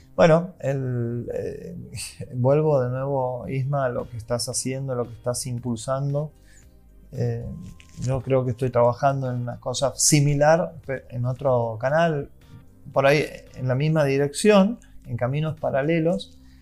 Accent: Santiago del Estero, Argentina; vengo de Santiago del Estero

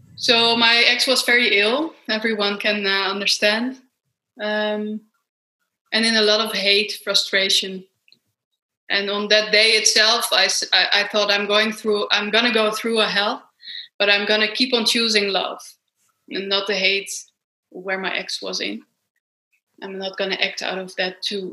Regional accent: Amsterdam, North Holland, Netherlands; I come from Amsterdam in Holland, Europe, far away from you guys

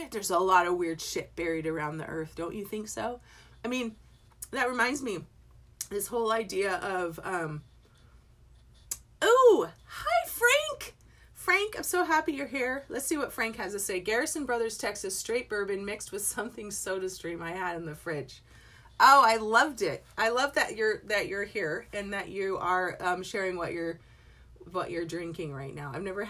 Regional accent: England, United Kingdom; born there; I was born in England.

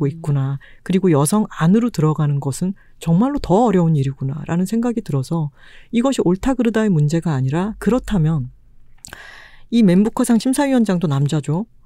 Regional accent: Busan, South Korea; now in Seoul, South Korea; 출신이잖아요. 네. 바다 앞에 살던 사람이 서울에 왔더니

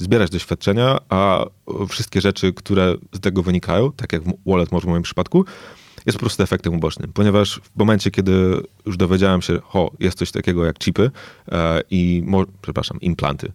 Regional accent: Lublin, Lublin Voivodeship, Poland; also born or lived in Singapore; urodziłem się w Lublinie, zacząłem tutaj uczyć się, e, chodzić do, do szkoły

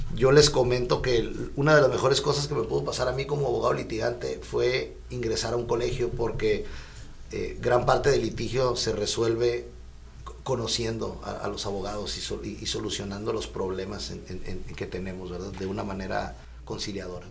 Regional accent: Mexico; yo soy de la Colonia Libertad

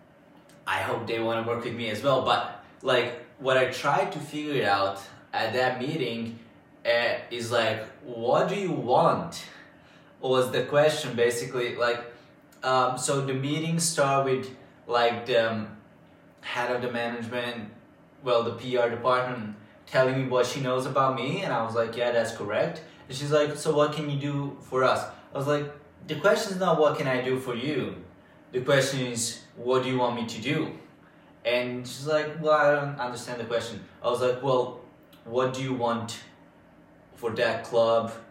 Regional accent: Bačka Topola, Vojvodina, Serbia; Bačka Topola, since this is my hometown

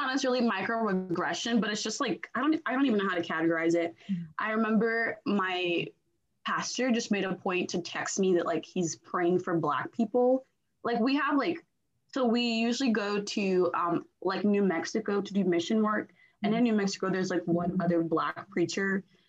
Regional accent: Nigeria; now in United States; I remember like the church people asked us, oh, where are you guys from? We're from Nigeria. And then one of the ladies like that helps run the church, she was like, do you mind dressing in your native wear and dancing through the pews on cultural day?

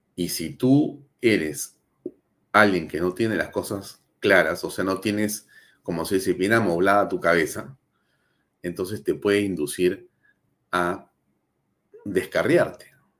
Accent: Peru; todos nosotros como peruanos

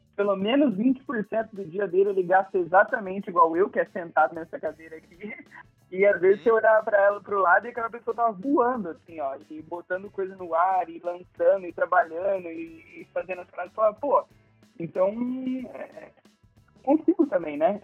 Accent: Presidente Prudente, São Paulo, Brazil; now in Florianópolis, Brazil; eu sou nascido no interior de São Paulo, lá em Presidente Prudente

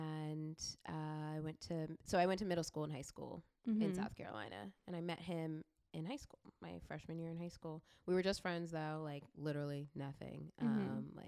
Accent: Canada; born or raised there; also born or lived in Kenya

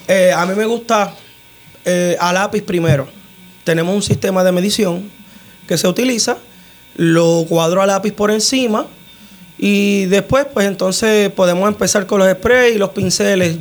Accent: Utuado, Puerto Rico; moved away as an adult; also born or lived in United States; yo fui nacido y criado en Jesús María Lago.

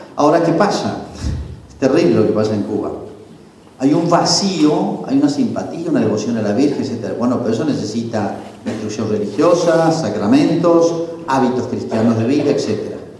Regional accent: Argentina; los argentinos

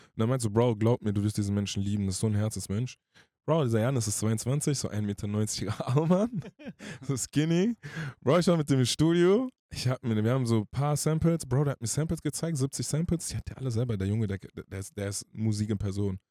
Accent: Hanau, Hesse, Germany; ich bin aus Frankfurt-Hanau

